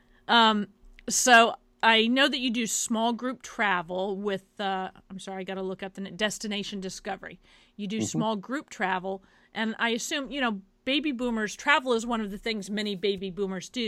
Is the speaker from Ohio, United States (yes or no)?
no; Kansas, United States; moved away as an adult; now in New York, United States; I happen to be from Kansas. That's where I was born and raised